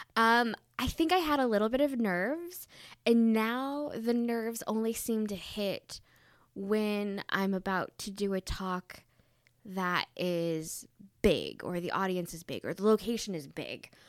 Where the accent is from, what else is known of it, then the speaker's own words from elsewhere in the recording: Southeast Michigan, United States; moved away as an adult; also born or lived in Wisconsin / New York; I grew up in Southeast Michigan, but I've lived in Wisconsin and New York at the same time